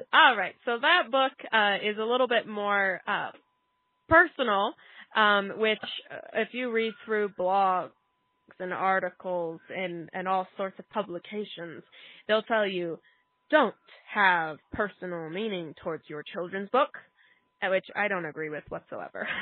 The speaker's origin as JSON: {"language": "English", "town": "Tucson", "region": "Arizona", "country": "United States", "moved": "yes", "lives_now": "New Mexico, United States", "said": "I'm originally from Tucson, Arizona"}